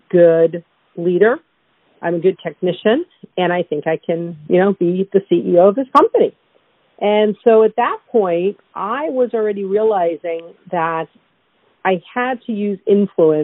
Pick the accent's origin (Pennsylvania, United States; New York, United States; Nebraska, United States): New York, United States; New York City; as a kid growing up in Brooklyn